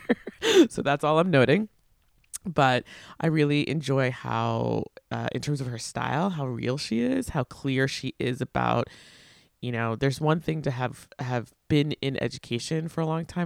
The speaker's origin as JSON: {"language": "English", "area": "Long Island", "region": "New York", "country": "United States", "tie": "born or raised there", "said": "I grew up in Long Island, but also the daughter of a public school teacher"}